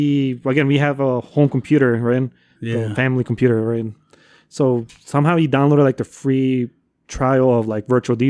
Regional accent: Cicero, Illinois, United States; also born or lived in Chicago; Oh, so I grew up. So I was born in Chicago, right? But I grew up in Cicero.

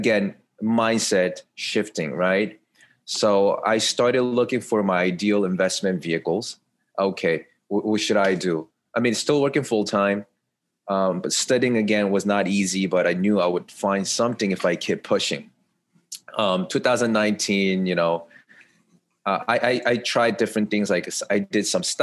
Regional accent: New York, United States; I'm from New York

